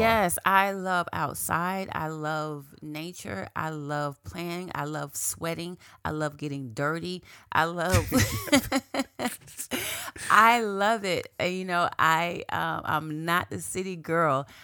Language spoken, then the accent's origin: English; Quincy, Florida, United States; moved away as an adult; also born or lived in Tallahassee, Florida; now in South Florida, United States; I grew up in Quincy, Florida